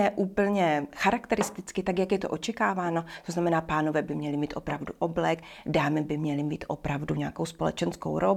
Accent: Bohemia, Czechia; tady u nás v Čechách?

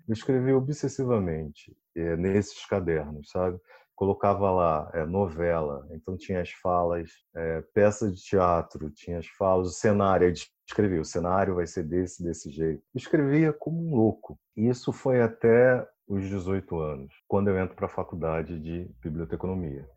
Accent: Rio de Janeiro, Brazil; Eu sou do Rio, da Zona Oeste do Rio de Campo Grande

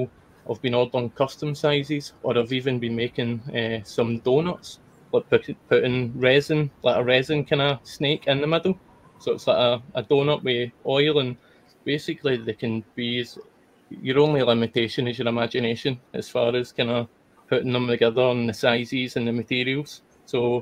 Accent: Scotland, United Kingdom; being Scottish

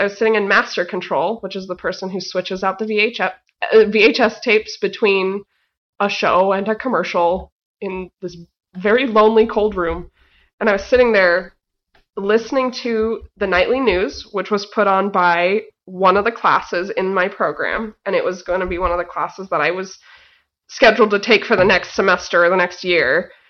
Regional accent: Boise, Idaho, United States; Boise, Idaho.

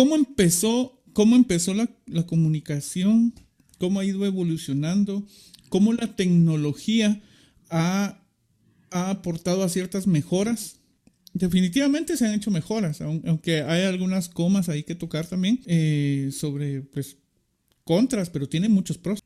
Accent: Guatemala; somos guatemaltecos

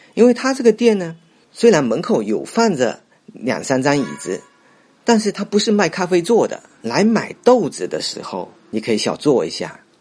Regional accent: Fuzhou, Fujian, China; 我从小就是在这里长大的

